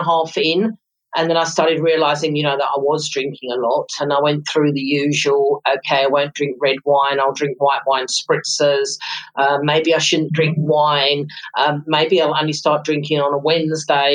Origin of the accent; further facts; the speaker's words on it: London, United Kingdom; moved away as an adult; now in South Africa; I was born in London, came to South Africa in December 1991.